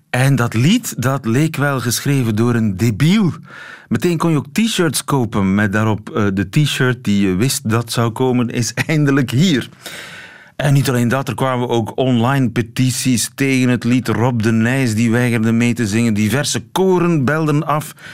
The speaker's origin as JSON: {"language": "Dutch", "country": "Belgium", "said": "als, als Belgen"}